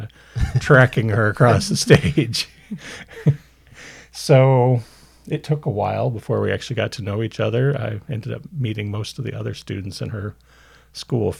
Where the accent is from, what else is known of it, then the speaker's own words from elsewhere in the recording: Central Illinois, United States; also born or lived in California / Champaign-Urbana, Illinois; I also grew up in Central Illinois, but I was born in California, moved there as a kid